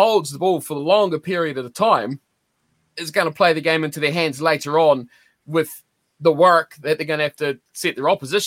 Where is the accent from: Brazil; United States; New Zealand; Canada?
New Zealand; we're all from New Zealand here